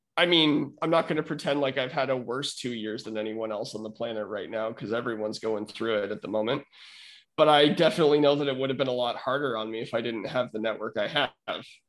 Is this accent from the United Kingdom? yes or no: no; Winnipeg, Manitoba, Canada; I was born in Winnipeg, Manitoba